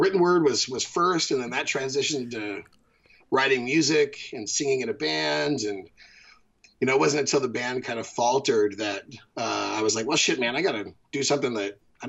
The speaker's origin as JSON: {"language": "English", "town": "Bakersfield", "region": "California", "country": "United States", "tie": "born or raised there", "said": "I grew up in Bakersfield, California."}